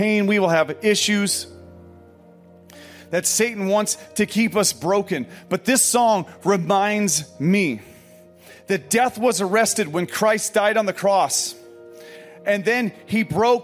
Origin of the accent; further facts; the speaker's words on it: Pekin, Illinois, United States; moved away; a coffee shop in Pekin, Illinois, which is my hometown.